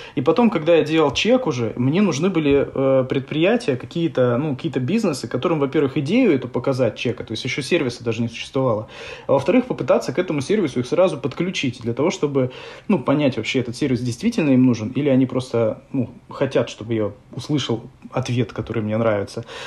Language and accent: Russian; Novosibirsk, Novosibirsk Oblast, Russia; мы Васеньки из Новосибирска, мы делаем мультик